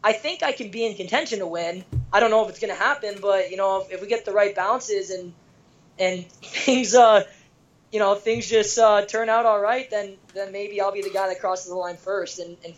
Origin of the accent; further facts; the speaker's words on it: Kitchener, Ontario, Canada; moved away as an adult; now in Ann Arbor, United States; I was back in Canada, specifically Kitchener, Ontario. That's where I was born and raised.